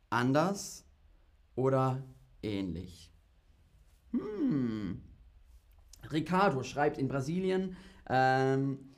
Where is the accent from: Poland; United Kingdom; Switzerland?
United Kingdom; German is a second language; Also die Züge sind oft verspätet, aber ich komme aus Großbritannien und da ist es noch schlimmer.